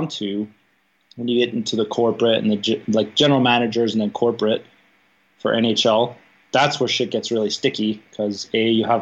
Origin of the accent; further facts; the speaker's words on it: southern Alberta, Canada; moved away; we live pretty far south in Alberta, so we were actually closer to Calgary